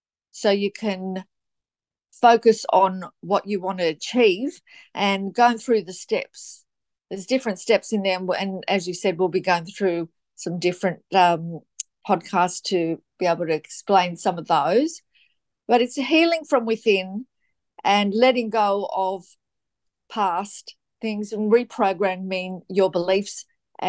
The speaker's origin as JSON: {"language": "English", "town": "Gold Coast", "region": "Queensland", "country": "Australia", "also_born_or_lived": "Sydney, New South Wales", "said": "So I'm from the Gold Coast, Queensland, Australia. I was born in Sydney"}